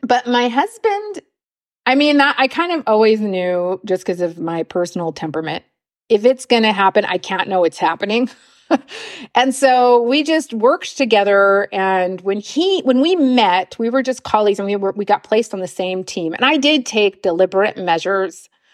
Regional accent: Los Angeles, California, United States; moved away as an adult; also born or lived in Oakland, United States; now in Munich, Germany; I grew up in Los Angeles

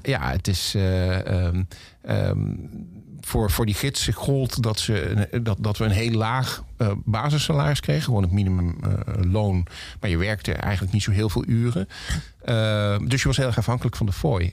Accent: Heerlen, Limburg, Netherlands; moved away; also born or lived in Valkenburg; Ik ben geboren in Heerlen, maar mijn familie komt uit Valkenburg

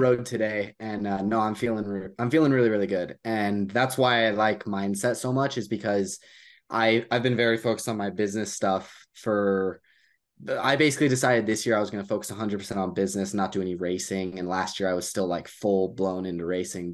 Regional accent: United States; I'm from the U S

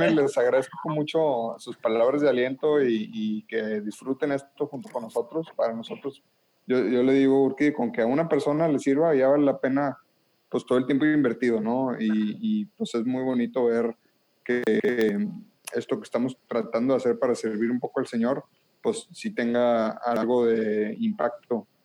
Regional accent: northern Mexico, Mexico; accent: norteño; yo que tengo el acento norteño bien marcado

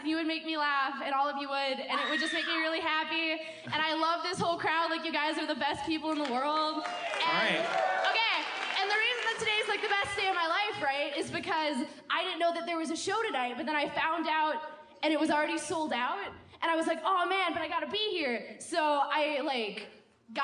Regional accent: Minnesota, United States; moved away as an adult; now in Chicago, United States; I'm from Minnesota. I go to college here.

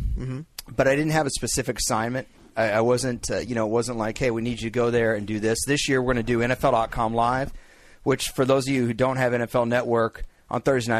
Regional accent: Dallas, Texas, United States; But it stinks because Dallas is my hometown.

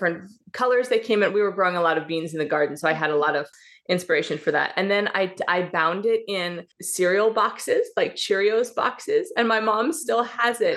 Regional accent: Midwest, United States; moved away as an adult; also born or lived in Pacific Northwest; now in Seattle area, Washington, United States; I was raised in the Midwest and then married a Pacific Northwest boy. So I now live on this little sweet dot of an island in the Pacific Northwest outside of Seattle.

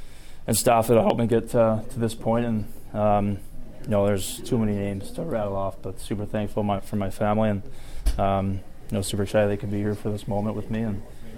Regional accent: Gilroy, California, United States; born or raised there

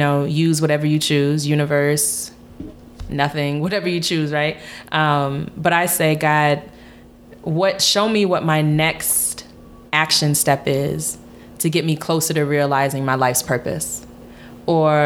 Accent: United States; being Ghanaian, growing up in America

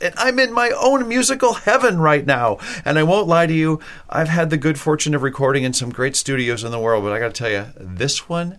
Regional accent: Minnesota, United States; moved away; We come from Minnesota. I don't live there anymore

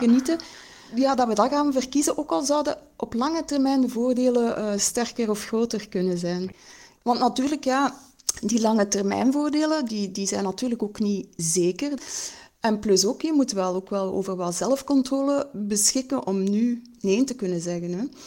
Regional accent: Belgium; wat wij als, als Belgen eigenlijk consumeren

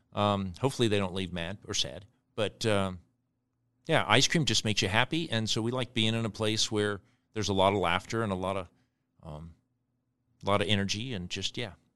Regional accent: Costa Rica; now in Omaha, United States; We grew up in Costa Rica

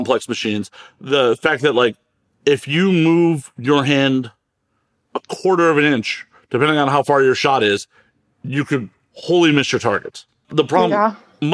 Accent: Chicago, Illinois, United States; moved away; I'm originally from Chicago

